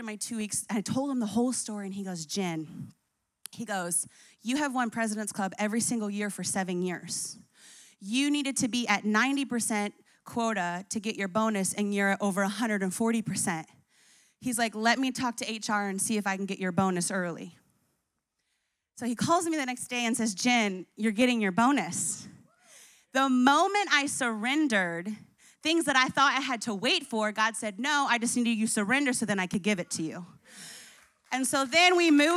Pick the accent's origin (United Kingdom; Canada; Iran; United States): United States; New Jersey; moved away; also born or lived in Colorado; I grew up in Jersey.